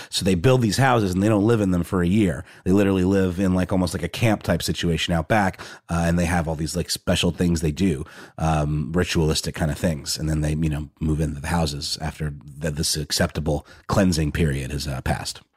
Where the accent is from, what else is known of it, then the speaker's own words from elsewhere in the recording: Augusta, Georgia, United States; I grew up in a town called Augusta, Georgia